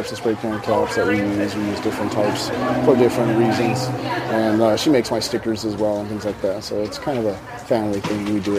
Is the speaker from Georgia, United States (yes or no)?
no; Denver, Colorado, United States; now in Commerce City, United States; I'm from Denver, Colorado. I live in Commerce City, Colorado now.